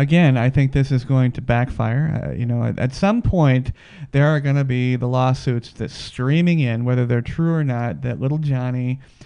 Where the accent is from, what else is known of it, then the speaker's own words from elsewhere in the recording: Denver, Colorado, United States; now in Las Vegas, United States; I'm originally from Denver, and I know those people.